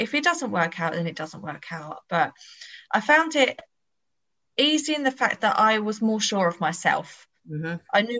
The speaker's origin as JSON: {"language": "English", "area": "Bedfordshire", "region": "East of England", "country": "United Kingdom", "said": "I'm 36. I'm from Bedfordshire"}